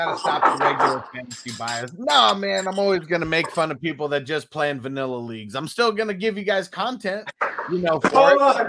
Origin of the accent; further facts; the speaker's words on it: Canada; I'm from Canada.